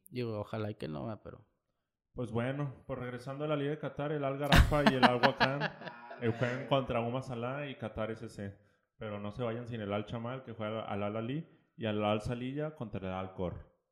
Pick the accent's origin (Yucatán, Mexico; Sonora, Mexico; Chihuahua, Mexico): Chihuahua, Mexico; No, soy, Chihuahua, soy chihuahuense.